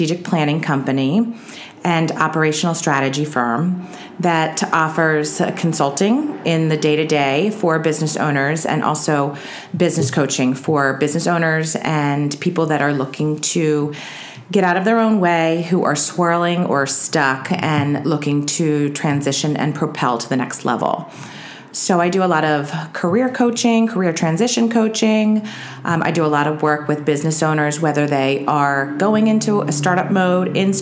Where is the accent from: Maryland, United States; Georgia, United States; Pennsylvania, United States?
Maryland, United States; Baltimore; Born and raised Baltimore, hon